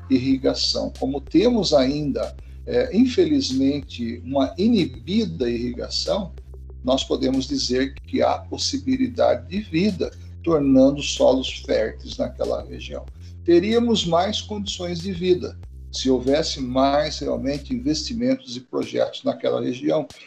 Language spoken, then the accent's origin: Portuguese; Brazil; nós como brasileiros